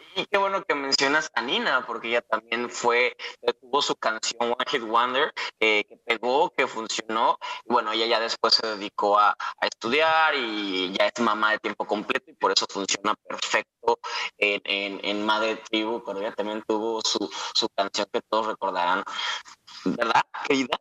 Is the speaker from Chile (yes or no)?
no; Guadalajara, Jalisco, Mexico; yo que soy de Guadalajara